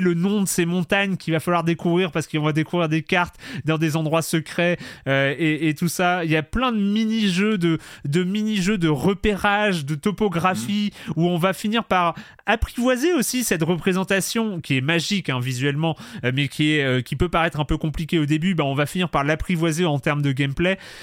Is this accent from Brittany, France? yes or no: yes; Lorient, Brittany, France; Moi, j'ai grandi, j'ai grandi à Lorient